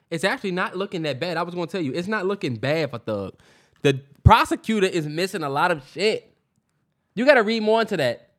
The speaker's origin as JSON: {"language": "English", "town": "Upper Marlboro", "region": "Maryland", "country": "United States", "tie": "born or raised there", "said": "me and Terrence grew up in P G County"}